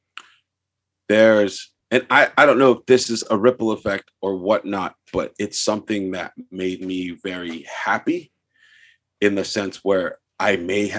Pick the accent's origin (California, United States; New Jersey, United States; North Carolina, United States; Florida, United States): California, United States; Los Angeles; I'm from San Pedro too